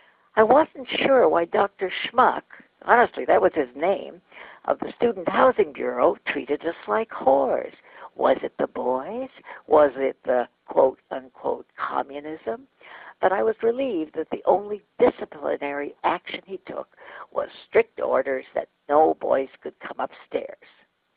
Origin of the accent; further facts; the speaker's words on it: Winnipeg, Manitoba, Canada; now in Minnesota, United States; I came to Minnesota during the Joseph McCarthy era. I was from Winnipeg.